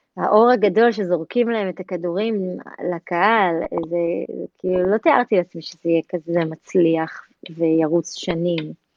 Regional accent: Tel Aviv, Tel Aviv District, Israel; בית ספר תל חי, בדרך הטייסים בתל אביב, מעפילי אגוז, שם גדלתי

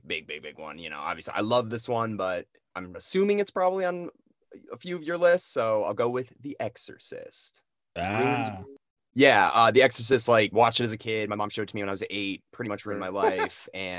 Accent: Connecticut, United States; Justin and I and Eric all grew up together. We're all from Connecticut

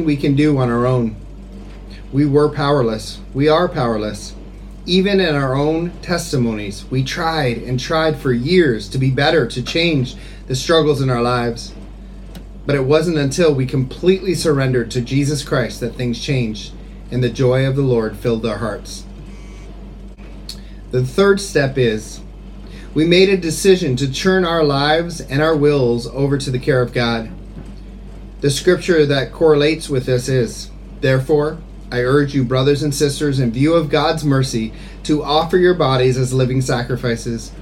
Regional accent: Kingsford, Ontario, Canada; moved away as an adult; now in Phnom Penh, Cambodia; I'm originally from Kingsford, Ontario, Canada

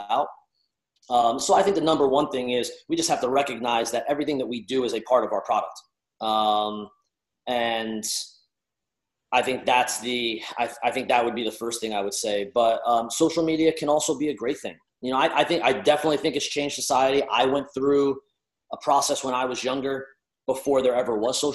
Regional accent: New Jersey, United States; I'm Italian from Jersey

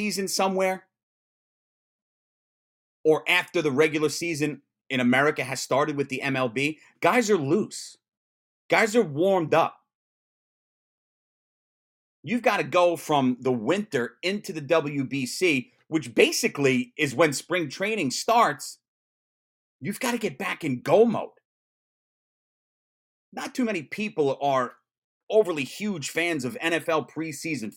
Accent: United States; as an American

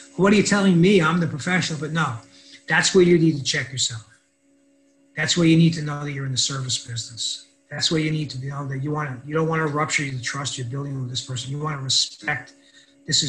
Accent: New York City, New York, United States; I grew up in the South Bronx and in a neighborhood called Highbridge

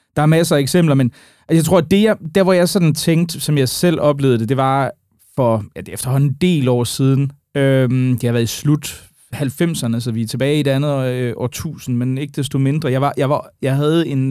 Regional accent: Aarhus, Central Denmark Region, Denmark; now in Amager, Denmark; jeg er jo oprindeligt aarhusianer

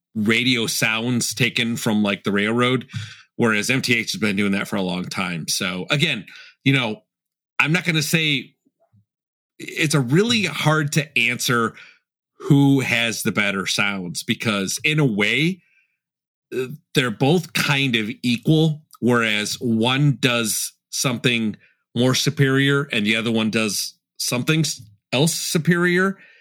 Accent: Chicago, Illinois, United States; also born or lived in Elmhurst; I'm from Chicago

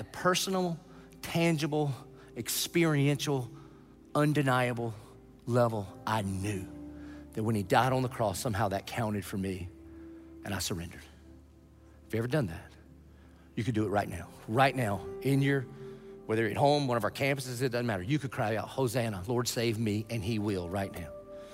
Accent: the South, United States; I grew up in the South

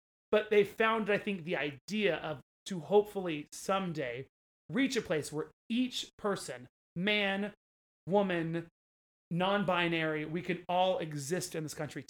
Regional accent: Oklahoma, United States; I grew up in Oklahoma, but I don't have any indigenous blood thanks to myheritage.com.

